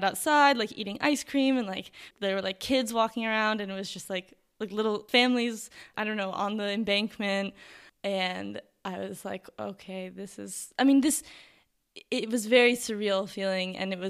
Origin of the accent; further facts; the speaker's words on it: New York, United States; because I am from New York and we have seasons and we have winter and it gets cold.